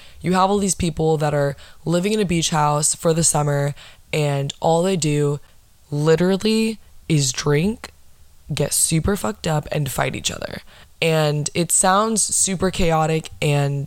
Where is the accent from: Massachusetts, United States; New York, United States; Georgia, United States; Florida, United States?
Florida, United States; I'm from Florida